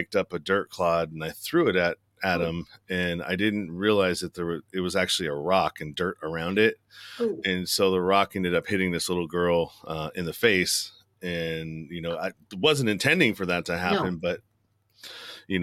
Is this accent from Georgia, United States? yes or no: no; Pinole, California, United States; I'm from the Bay Area, San Francisco Bay Area. And we lived in the suburb called Pinole.